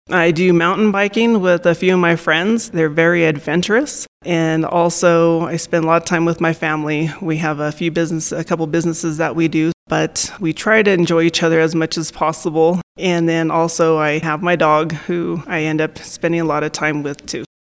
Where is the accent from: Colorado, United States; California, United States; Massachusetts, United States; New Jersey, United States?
Colorado, United States; San Luis Valley; I've been here my whole entire life, born and raised here.